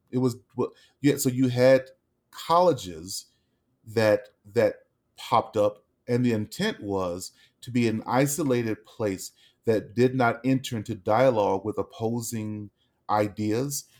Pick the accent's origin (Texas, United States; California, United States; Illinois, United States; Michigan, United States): Texas, United States; Dallas; now in Denver, United States; we're from Dallas